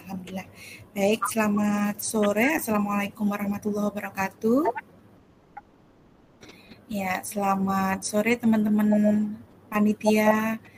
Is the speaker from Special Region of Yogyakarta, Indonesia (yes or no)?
yes; Bantul, Special Region of Yogyakarta, Indonesia; born there; Saya lahir di Bantul 26 Oktober 1985.